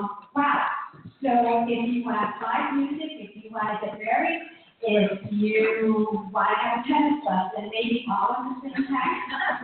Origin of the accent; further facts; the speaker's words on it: Chicago, Illinois, United States; now in Janesville, United States; I'm from Chicago